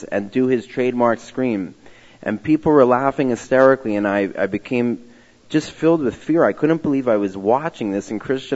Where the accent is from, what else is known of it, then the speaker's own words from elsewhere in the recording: Philadelphia, Pennsylvania, United States; moved away as an adult; now in Israel; I was born and raised in Philadelphia, Pennsylvania.